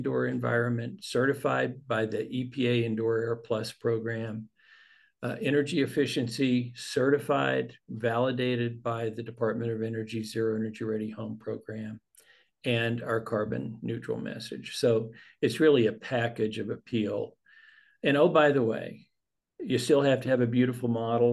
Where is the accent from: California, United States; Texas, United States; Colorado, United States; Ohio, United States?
Texas, United States; the Panhandle of; I grew up in the Panhandle of Texas